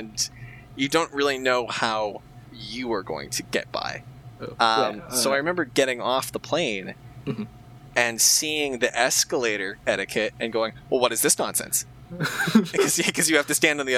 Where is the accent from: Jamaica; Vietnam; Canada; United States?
Canada; first language English; I'm from Canada